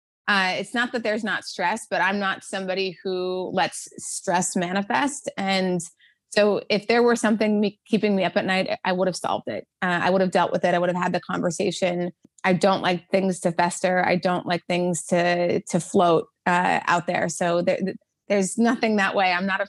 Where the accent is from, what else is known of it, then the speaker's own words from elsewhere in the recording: North Dakota, United States; moved away; also born or lived in Washington, D.C.; I grew up in North Dakota, so there was no beach volleyball there